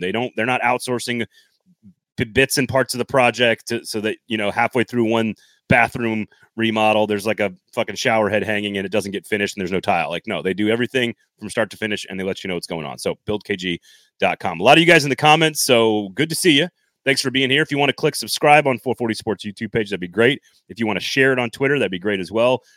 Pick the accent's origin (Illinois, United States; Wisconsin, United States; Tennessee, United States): Wisconsin, United States; Madison; I was born in Madison, Wisconsin